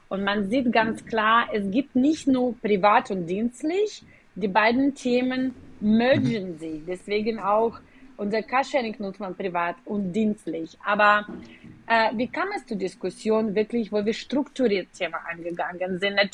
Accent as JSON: {"language": "German", "region": "Kyiv", "country": "Ukraine", "tie": "born or raised there", "second_language": "German", "said": "Äh, ich komme auch ursprünglich aus der Ukraine, aus Kiew und äh, erst äh, jetzt verstehe ich, dass ich eigentlich mit nachhaltiger Mobilität aufgewachsen"}